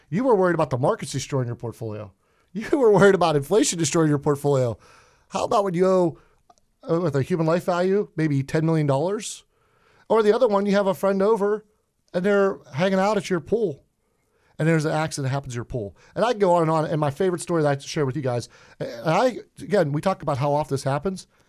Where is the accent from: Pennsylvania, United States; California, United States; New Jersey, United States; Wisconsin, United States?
Pennsylvania, United States; Pittsburgh; accent: Pittsburgh; I'm a Pittsburgher. Uh, if I have a thick accent, I apologize for that. I'm what we call Yinzer out in Pittsburgh